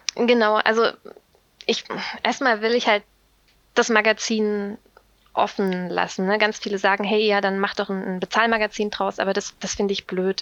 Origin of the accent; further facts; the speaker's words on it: Saxony, Germany; moved away as an adult; now in Bonn, Germany; ich komme aus Sachsen